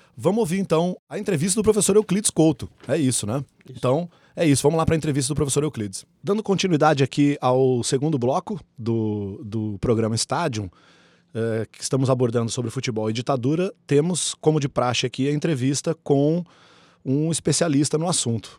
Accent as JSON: {"language": "Portuguese", "town": "São José dos Campos", "region": "São Paulo", "country": "Brazil", "tie": "born or raised there", "said": "o estádio onde eu me criei como torcedor, glorioso Martins Pereira de São José dos Campos"}